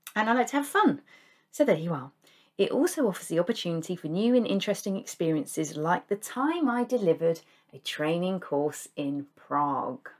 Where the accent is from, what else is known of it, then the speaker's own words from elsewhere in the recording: United Kingdom; we in the U K